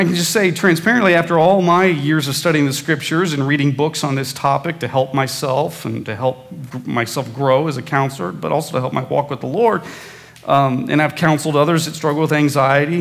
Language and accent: English; Midwest, United States; when I was growing up in the Midwest